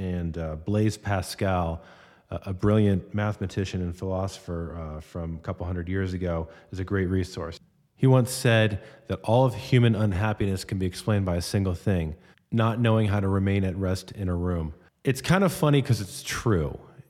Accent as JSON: {"language": "English", "region": "Florida", "country": "United States", "tie": "born or raised there", "said": "I grew up in South Florida after Hurricane Andrew hit our neighborhood in the early 90s."}